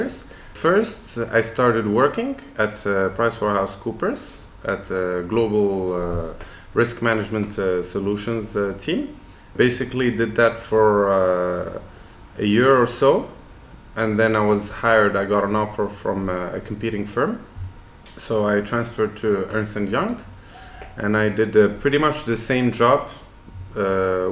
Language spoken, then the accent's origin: English; Casablanca, Casablanca-Settat, Morocco; also born or lived in Boston, United States; I grew up in Casablanca, 1st of May 1983